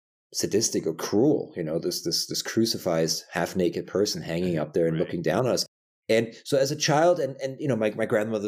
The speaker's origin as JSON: {"language": "English", "country": "Germany", "tie": "born or raised there", "said": "I was born and raised Catholic in Germany."}